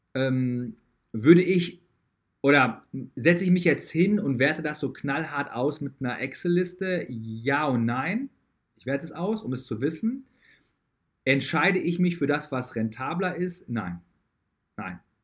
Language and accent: German; Dortmund, North Rhine-Westphalia, Germany; also born or lived in United States; wo ich früher gewohnt habe, wo ich herkomme